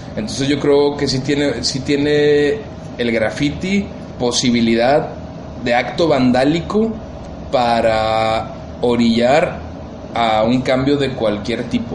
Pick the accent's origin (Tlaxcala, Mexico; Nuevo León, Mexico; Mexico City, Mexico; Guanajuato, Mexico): Nuevo León, Mexico; Monterrey; Monterrey tiene cosas bien chidas, tenemos cosas muy propias